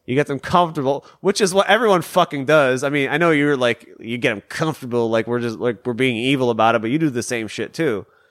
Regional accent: Detroit, Michigan, United States; I'm from Michigan, so I'm from the Detroit area

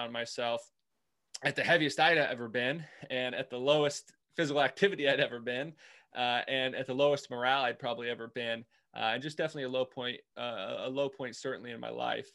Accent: Indiana, United States; moved away as an adult; also born or lived in Nebraska; now in Richmond, United States; I was grew up in Indiana. My wife and I grew up in Indiana

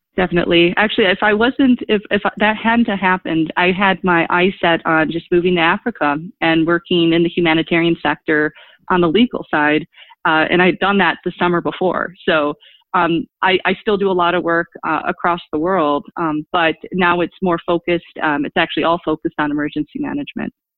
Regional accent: Milwaukee, Wisconsin, United States; also born or lived in DeKalb, Illinois; my hometown of Milwaukee, Wisconsin

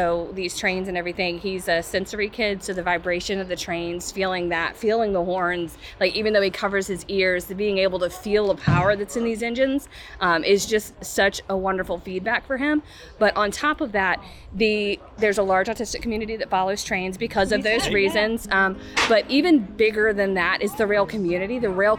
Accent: Powhatan, Virginia, United States; We're from Powhatan.

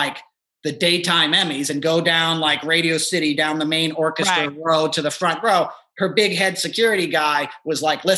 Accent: New York, United States; I grew up in New York

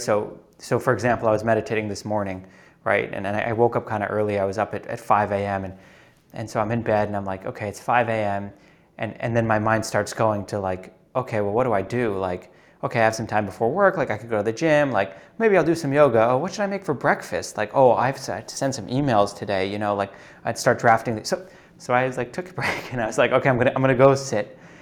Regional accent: New York City, New York, United States; moved away as an adult; also born or lived in Uruguay; I grew up in New York City

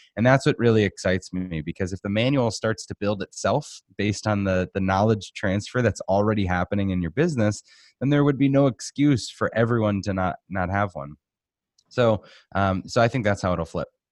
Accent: Boston, Massachusetts, United States; moved away as an adult; also born or lived in Arizona; now in Phoenix, United States; I grew up in Boston.

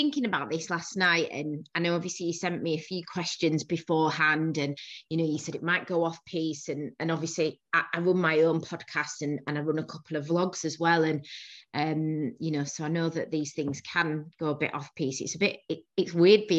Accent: Bradford, Yorkshire and the Humber, United Kingdom; also born or lived in Manchester / Leeds; I'm a northerner. Yorkshire born and bred. I was born in Bradford

